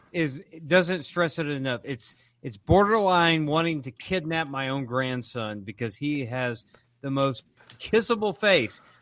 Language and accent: English; Arkansas, United States; I'm from Arkansas. Arkansas